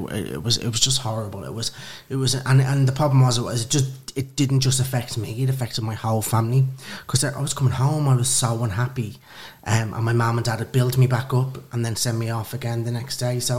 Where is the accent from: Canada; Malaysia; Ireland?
Ireland; Dublin, Leinster; moved away as an adult; now in London, United Kingdom; I'm originally from Dublin, Kilmainham, and Lucan.